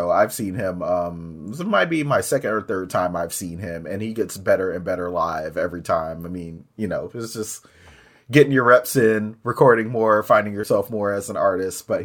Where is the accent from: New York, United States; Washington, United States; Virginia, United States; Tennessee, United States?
Washington, United States; Tacoma; I'm from Tacoma